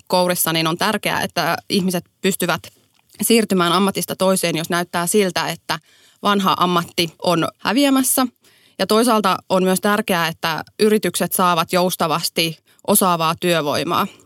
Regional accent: Riihimäki, Kanta-Häme, Finland; also born or lived in Tampere; olen muuttanut työn takia, kun valmistumisen jälkeen muutin Tampereelta Riihimäelle kotiseuduilleni, jotta pääsen sitten lähemmäs Helsingin työmarkkinoita.

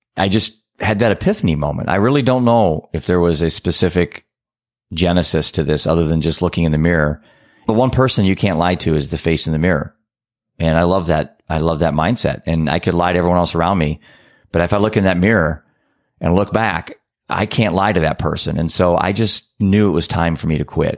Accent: Iowa, United States; I'm a dad from Iowa.

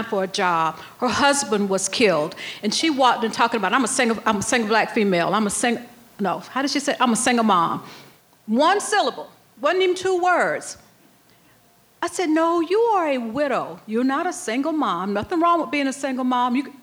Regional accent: South Carolina, United States; I grew up in South Carolina

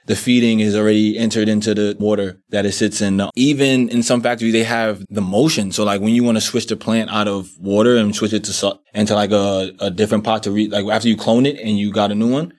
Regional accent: New York City, New York, United States; I'm actually from Brooklyn, New York, and, um, born and raised, still live there

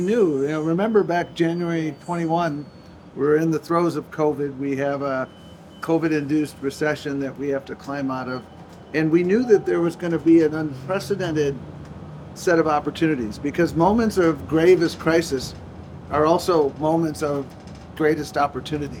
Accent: Buffalo, New York, United States; moved away; I grew up in Buffalo, New York

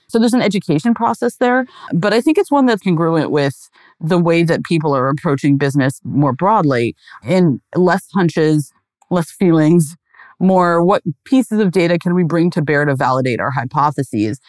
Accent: Pacific Northwest, United States; I grew up in the Pacific Northwest

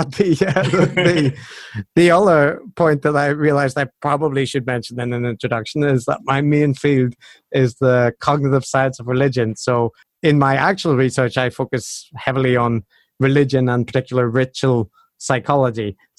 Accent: Northern Ireland, United Kingdom; accent: Belfast; now in Japan; I might have mentioned that I'm also from Northern Ireland, and I have lived outside for a while and now living in Japan, so my accent's a little bit strange, but it's mostly Belfast influenced in Northern Ireland.

